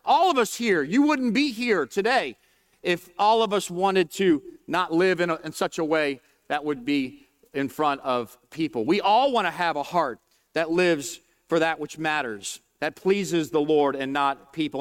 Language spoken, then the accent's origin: English; New Orleans, Louisiana, United States; I'm from New Orleans, just outside of New Orleans